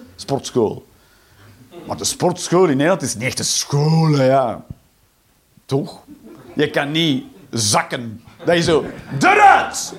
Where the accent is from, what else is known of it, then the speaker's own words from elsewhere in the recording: Flanders, Belgium; moved away as an adult; now in Netherlands; ik ben een Belg